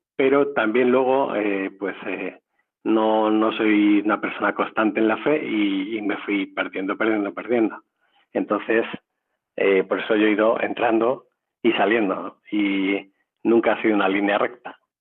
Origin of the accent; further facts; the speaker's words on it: Madrid, Community of Madrid, Spain; Yo soy de Madrid